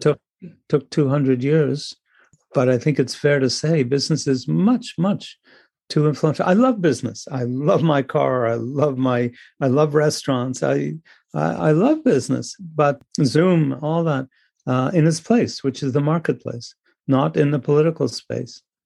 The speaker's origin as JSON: {"language": "English", "country": "Canada", "said": "I'm Canadian"}